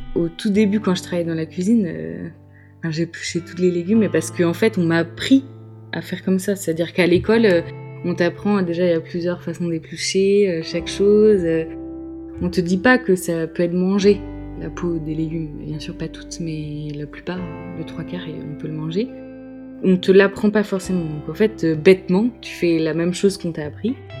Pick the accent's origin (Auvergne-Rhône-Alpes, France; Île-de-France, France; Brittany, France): Brittany, France; Brest; also born or lived in Dinard; now in Lorient, France; Je suis natif de Brest, à côté de Brest. Je suis bretonne, j'ai toujours habité en Bretagne